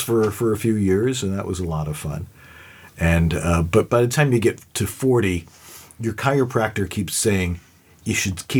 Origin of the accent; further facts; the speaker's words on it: Buffalo, New York, United States; moved away as an adult; now in Los Angeles, United States; I'm from Buffalo originally. I've lived there for 58 years